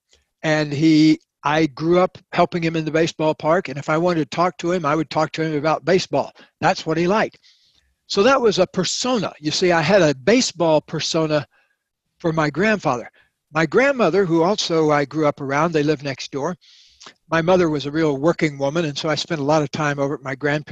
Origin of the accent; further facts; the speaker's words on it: the South, United States; moved away as an adult; now in California, United States; for the early 20 years of my life, I lived down in the South